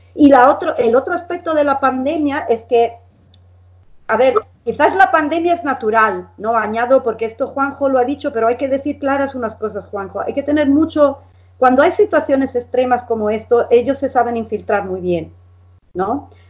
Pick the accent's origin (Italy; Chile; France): Italy; also born or lived in Spain; now in Bologna, Italy; yo soy italo-española